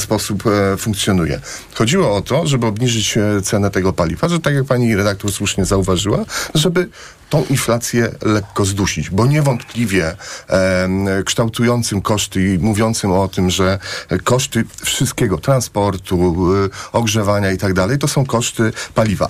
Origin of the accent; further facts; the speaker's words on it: Płock, Masovian Voivodeship, Poland; Ja jestem z Płocka, mam kolegów, którzy pracują w Orlenie